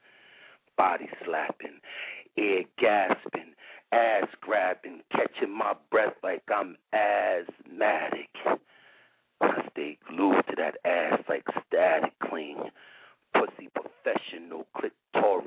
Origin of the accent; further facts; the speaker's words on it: Brooklyn, New York, United States; I'm from Brooklyn, and I'm just calling